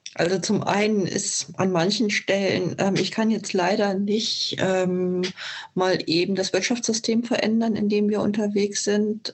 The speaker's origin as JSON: {"language": "German", "country": "Germany", "said": "bei uns in Deutschland"}